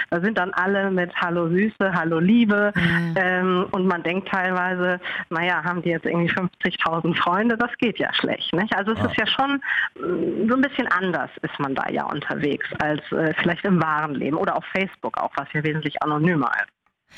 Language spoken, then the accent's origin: German; Hamburg, Germany; ich komme aus Hamburg.